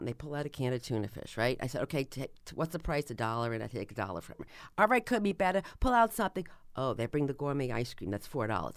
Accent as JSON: {"language": "English", "region": "New Jersey", "country": "United States", "said": "I'm from New Jersey"}